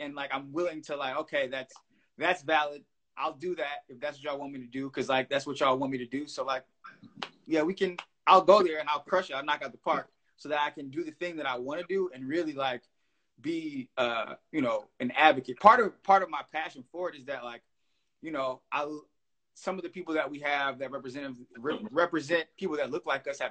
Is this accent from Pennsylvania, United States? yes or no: no; Detroit, Michigan, United States; born and raised on Detroit's West Side